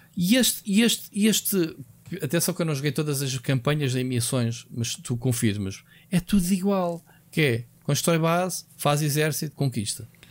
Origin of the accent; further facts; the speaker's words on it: Portugal; como português